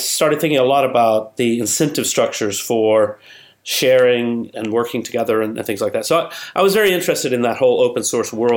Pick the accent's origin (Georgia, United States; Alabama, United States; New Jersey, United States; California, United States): Alabama, United States; moved away; also born or lived in Chicago; I'm from Alabama originally